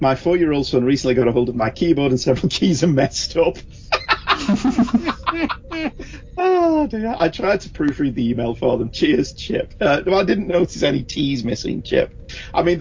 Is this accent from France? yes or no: no; the North, the north of England, United Kingdom; I'm from the North. We don't really have an accent.